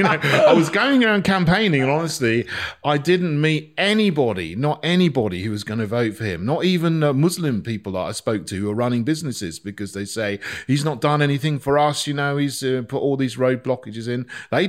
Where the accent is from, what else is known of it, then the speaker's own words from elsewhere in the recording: Barnham, South East England, United Kingdom; moved away as an adult; also born or lived in St Andrews; I was born in Sussex. I grew up in a village called Barnham, which is near Bognor Regis. I went to school there. I grew up with my mum. My mum's English. My dad was Jamaican.